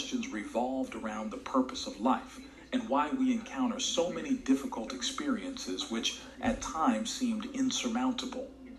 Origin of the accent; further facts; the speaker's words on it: Vigo, Galicia, Spain; moved away; also born or lived in Las Palmas de Gran Canaria, Canary Islands; I used to live in Canary Islands and work there because I am from Vigo. I'm Galician.